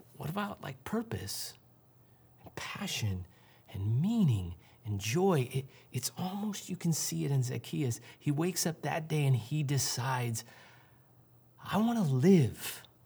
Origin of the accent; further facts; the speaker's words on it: St. Louis, Missouri, United States; I grew up in Saint Louis